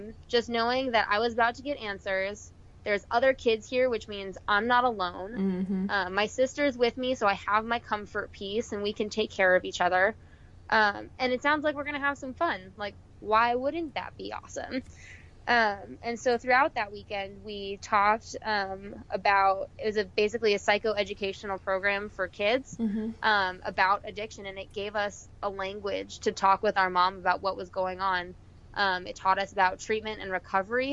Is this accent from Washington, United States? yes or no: no; Arizona, United States; We're originally from Arizona.